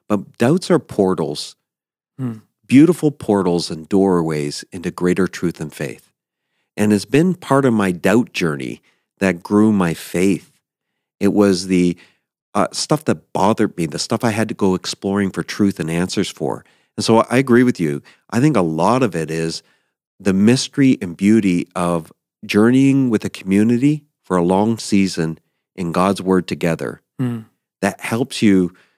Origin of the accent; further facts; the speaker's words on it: East Coast, United States; And I grew up on the East Coast in the ocean.